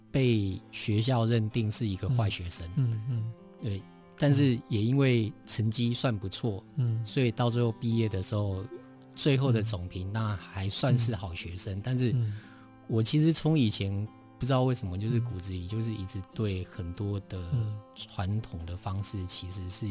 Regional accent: Taipei, Taiwan; 我在台北长大，

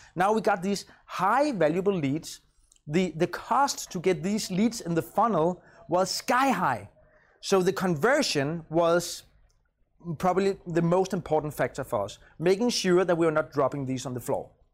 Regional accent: Copenhagen, Capital Region of Denmark, Denmark; I'm from Copenhagen.

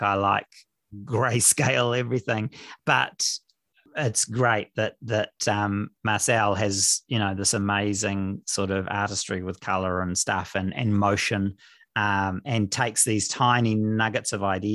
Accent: Auckland, New Zealand; moved away as an adult; also born or lived in England; now in Thames, New Zealand; I grew up in Auckland.

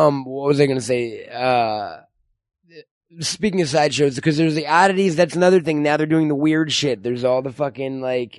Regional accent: New York, United States; now in Los Angeles, United States; I'm from New York

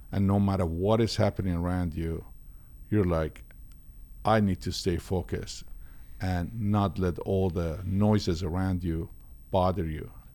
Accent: Tehran, Tehran Province, Iran; born or raised there; moved away

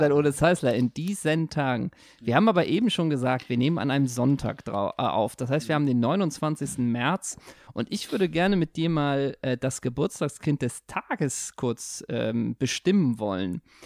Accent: Germany; Als Deutscher

